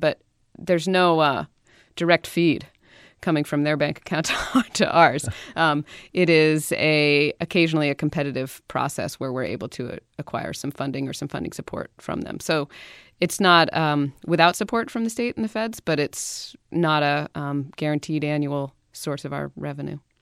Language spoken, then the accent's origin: English; Western Maine, United States; I grew up skiing in Maine. I'm from Western Maine, a little hill called Pleasant Mountain